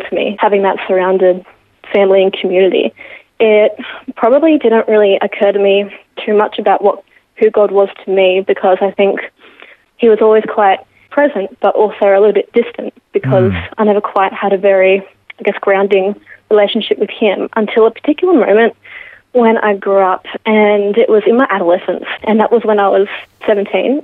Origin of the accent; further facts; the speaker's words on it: Geelong, Victoria, Australia; Born and raised in Geelong